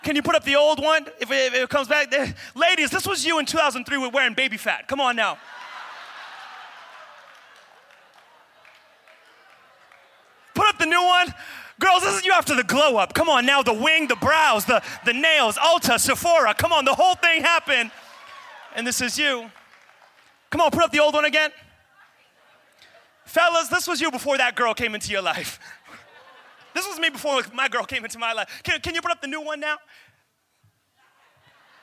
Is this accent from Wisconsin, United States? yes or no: no; Pawtucket, Rhode Island, United States; also born or lived in Central Falls; I'm from Pawtucket